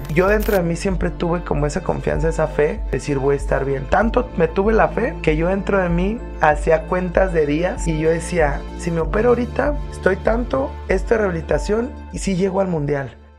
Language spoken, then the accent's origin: Spanish; Guadalajara, Jalisco, Mexico; also born or lived in La Piedad, Michoacán; soy de aquí de Guadalajara, Jalisco. Nací aquí el, el 21 de julio del 89